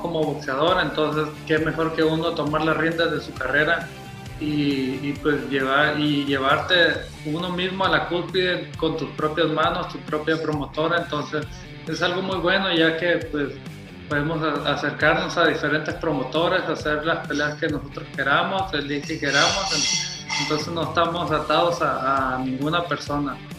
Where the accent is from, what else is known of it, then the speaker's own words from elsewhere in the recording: Mazatlán, Sinaloa, Mexico; mi tierra, Mazatlán, Sinaloa